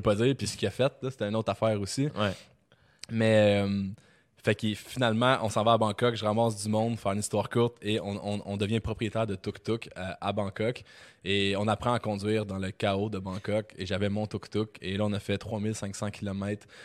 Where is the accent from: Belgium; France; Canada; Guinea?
Canada; Quebec; je suis québécois, puis que je, baragouine l'anglais